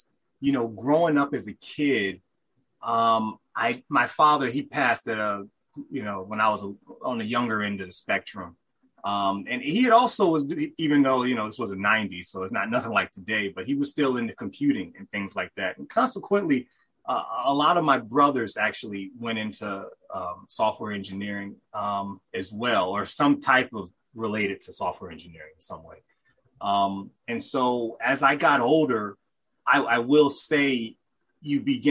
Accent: Richmond, Virginia, United States; I'm from Richmond, Virginia. You know, I grew up there, was born there

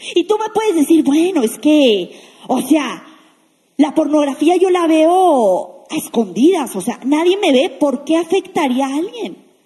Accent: Mexico; La mayoría que estamos aquí somos mexicanos

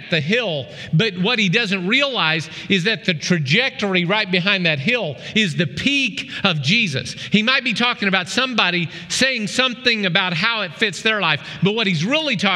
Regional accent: Oklahoma, United States; moved away; back in Oklahoma, where I grew up in the Arkansas Delta, around the Arkansas River

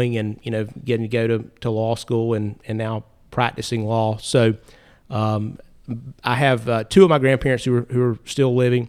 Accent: North Carolina, United States; Yeah. So I was born and raised in Caldwell County, where I live now, and I was raised by my grandparents on both sides

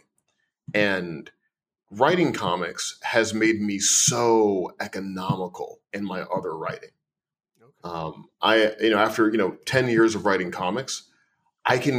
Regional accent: Missouri, United States; I grew up in Missouri

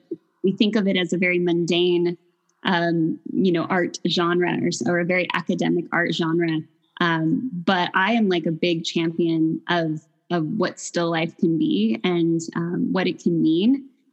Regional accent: Fullerton, California, United States; also born or lived in Long Beach, United States; now in Pomona, United States; I grew up in Fullerton

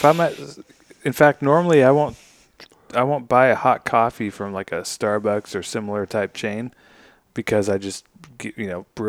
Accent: United States; I'm American.

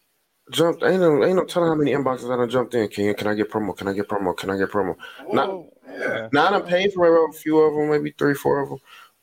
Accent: Cincinnati, Ohio, United States; Andrew, I'm not from the hood. I'm from College Hill.

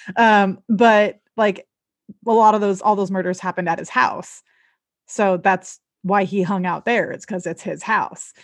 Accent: Southern California, United States; now in Seattle, United States; I live in Seattle. I'm originally from the Southern California area

